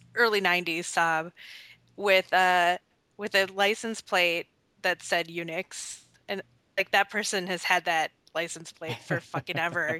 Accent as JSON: {"language": "English", "region": "southeastern Wisconsin", "country": "United States", "moved": "yes", "lives_now": "Minnesota, United States", "said": "I'm from Wisconsin"}